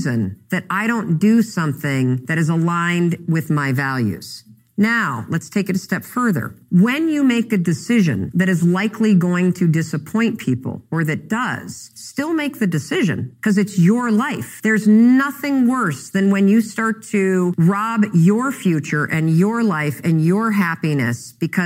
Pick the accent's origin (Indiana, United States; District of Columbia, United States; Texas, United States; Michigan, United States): Michigan, United States; Muskegon; born or raised there; now in Boston, United States